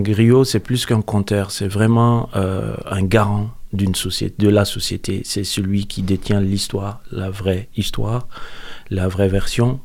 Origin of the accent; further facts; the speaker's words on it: Mopti, Mali; moved away; Je suis né à Mopti, au Mali, dans le centre du Mali